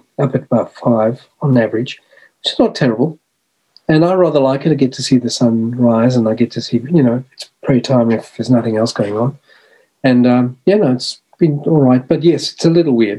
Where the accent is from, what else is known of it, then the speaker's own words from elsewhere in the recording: South Africa; moved away as an adult; also born or lived in Australia / Melbourne, Australia; I was born and raised in South Africa, in apartheid South Africa